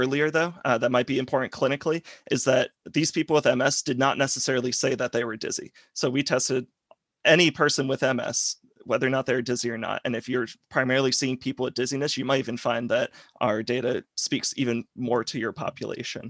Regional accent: Rhode Island, United States; now in Alabama, United States; I'm originally from Rhode Island, but now I'm in Alabama

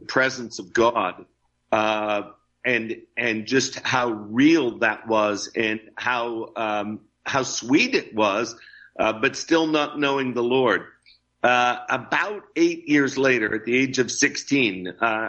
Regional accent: DuBois, Pennsylvania, United States; a Christian and Missionary Alliance church in my hometown of Dubois, Pennsylvania.

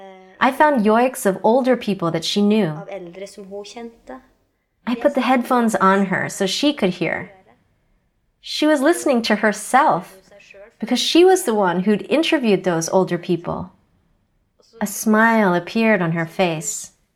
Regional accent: Hedmark, Norway; first language South Sami; English is a second language; I'm from Svaken Sitje, a reindeer herding district in Hedmark region. I'm 21 years old.

